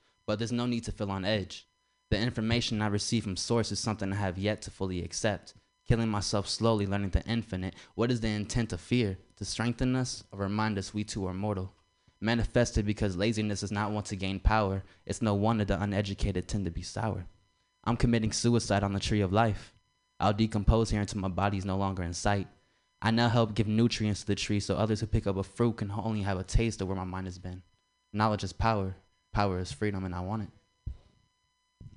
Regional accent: San Francisco, California, United States; I'm actually from San Francisco, Petrel Hill

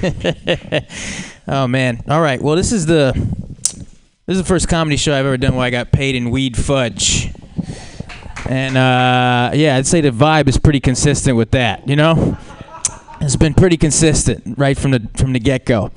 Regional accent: Brazil; as a Brazilian

